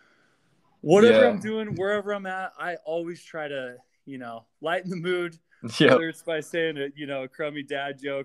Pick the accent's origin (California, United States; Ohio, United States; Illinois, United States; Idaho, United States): Idaho, United States; Pocatello; I was born and raised in Pocatello, Idaho. I grew up here my whole life.